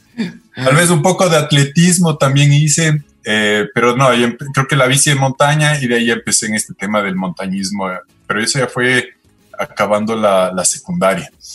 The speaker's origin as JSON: {"language": "Spanish", "town": "Quito", "region": "Pichincha", "country": "Ecuador", "tie": "born or raised there", "also_born_or_lived": "Canada / New Zealand / Australia", "said": "nací en Quito y, básicamente casi toda mi vida he vivido acá"}